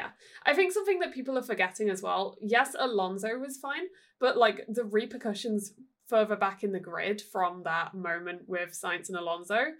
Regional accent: United Kingdom; I'm British

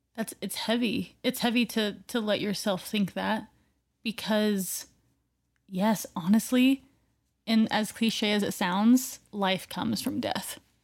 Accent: Oregon, United States; moved away; born in Oregon and, you know, being close to the water

